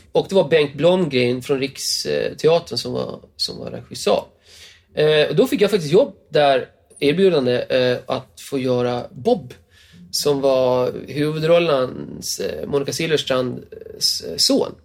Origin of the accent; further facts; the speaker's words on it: Gotland, Sweden; moved away; Gotland är det. Som är min hemö